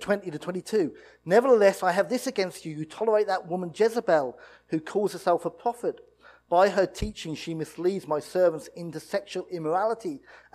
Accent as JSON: {"language": "English", "country": "United Kingdom", "said": "We're British, and we're in the church"}